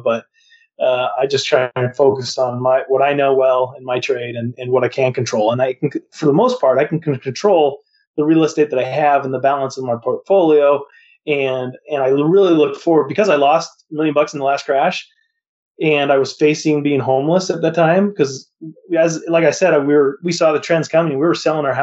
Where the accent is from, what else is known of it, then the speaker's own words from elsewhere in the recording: Montana, United States; moved away; also born or lived in Las Vegas / Arizona / Utah; I grew up in Montana, and I moved to Las Vegas to become an appraisal intern